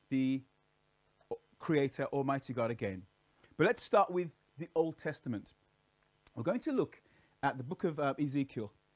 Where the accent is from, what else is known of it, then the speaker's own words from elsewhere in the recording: Birmingham, West Midlands, United Kingdom; I'm from Birmingham, actually. I grew up in Alum Rock as a little child.